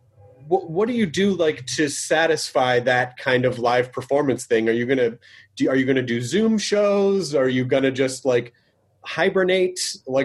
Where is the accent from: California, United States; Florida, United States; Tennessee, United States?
Tennessee, United States; Memphis; born or raised there